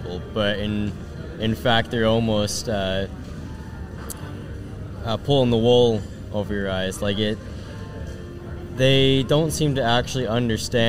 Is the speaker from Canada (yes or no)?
yes; Canada; I'm a Canadian and I guess like Middle Eastern